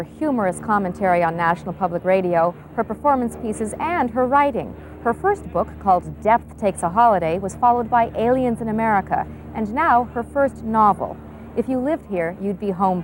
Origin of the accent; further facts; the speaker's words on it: Los Angeles, California, United States; I was born in Los Angeles. I went to high school here.